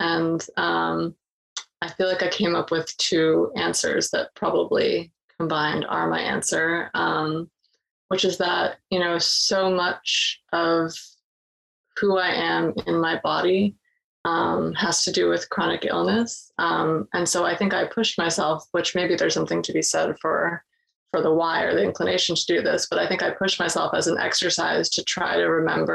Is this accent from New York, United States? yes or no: no; Boston, Massachusetts, United States; I'm from Boston area